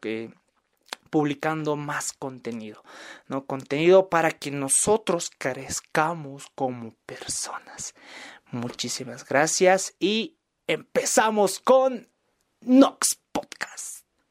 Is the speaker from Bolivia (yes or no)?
yes; Bolivia; yo soy de Bolivia